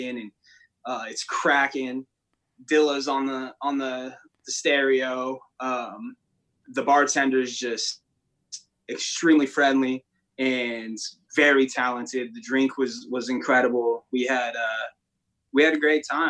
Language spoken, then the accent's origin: English; San Diego, California, United States; also born or lived in Sparks, Nevada / Reno, Nevada; now in Los Angeles, United States; I'm originally from San Diego